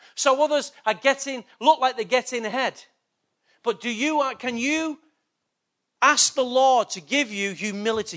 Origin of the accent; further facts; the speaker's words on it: Manchester, North West England, United Kingdom; I was born in England, Manchester